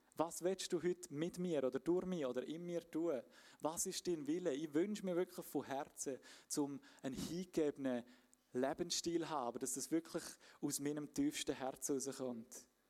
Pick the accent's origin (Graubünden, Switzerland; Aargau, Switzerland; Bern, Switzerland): Graubünden, Switzerland; moved away; ich bin ursprünglich aus dem Bündnerland, wie man vielleicht ein bisschen gehört